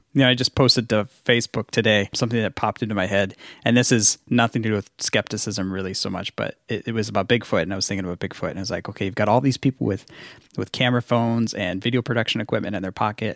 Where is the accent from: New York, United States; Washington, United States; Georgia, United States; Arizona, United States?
Washington, United States; moved away; also born or lived in Minnesota; I grew up in Washington State